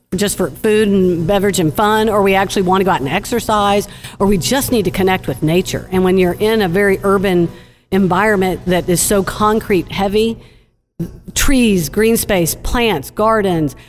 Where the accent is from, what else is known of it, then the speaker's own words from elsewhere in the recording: Austin, Texas, United States; now in Dallas, United States; I'm from Austin